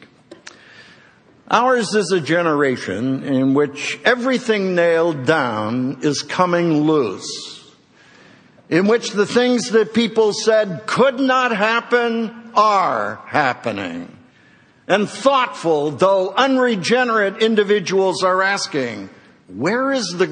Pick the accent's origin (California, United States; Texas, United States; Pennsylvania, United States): Pennsylvania, United States; Philadelphia; my hometown of Philadelphia